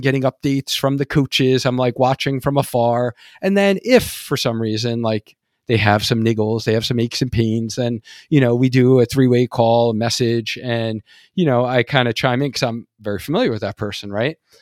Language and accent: English; New York, United States; accent: New York; moved away; I was originally from New York, so we, like, have a whole different, like, dialect in New York